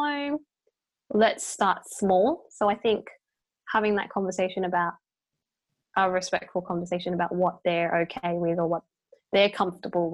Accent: Australia; My parents are Chinese, but I was born in Australia

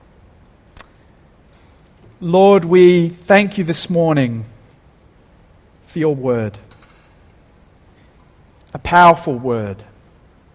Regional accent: Dapto, New South Wales, Australia; growing up in Dapto

